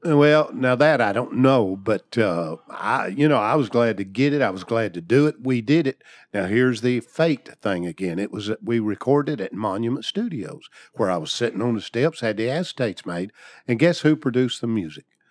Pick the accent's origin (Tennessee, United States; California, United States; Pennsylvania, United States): Tennessee, United States; Portland; my hometown of Portland, Tennessee